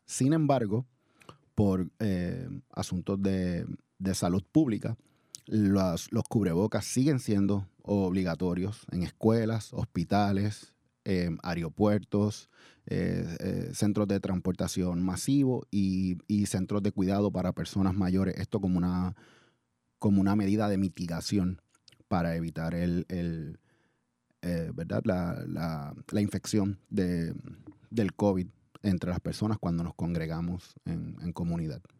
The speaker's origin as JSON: {"language": "Spanish", "country": "Puerto Rico", "tie": "born or raised there", "also_born_or_lived": "The Bronx, New York", "moved": "as an adult", "lives_now": "Oakland, United States", "said": "yo soy puertorriqueño, nací en, en uno de los pueblos de Puerto Rico, el Bronx, New York. Y, me crié en la isla de Puerto Rico"}